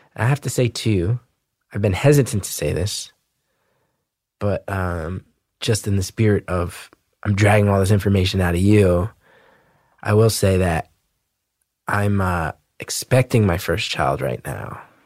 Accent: New Jersey, United States; growing up in Jersey

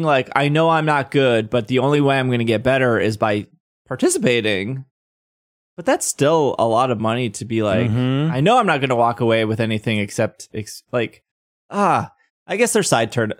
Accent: Miami, Florida, United States; there's a regionals in Daytona Beach. I'm from Miami. Should I drive out there?

